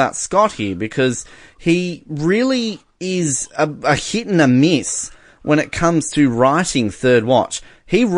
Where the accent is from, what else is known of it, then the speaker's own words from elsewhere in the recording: Australia; as an Australian